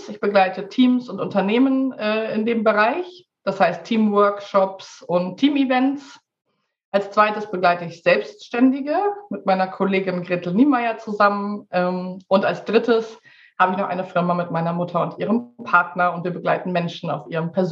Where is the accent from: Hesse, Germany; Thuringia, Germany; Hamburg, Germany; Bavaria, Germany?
Hamburg, Germany; now in Sweden; ich bin Hamburger Dern, ähm, aber seit einem Jahr lebe ich in Schweden.